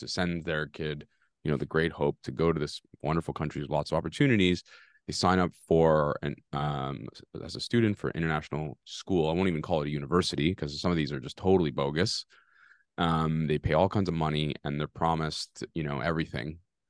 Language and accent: English; Canada; We always think about it from a Canadian perspective, and that's fine because we're Canadian, we live here.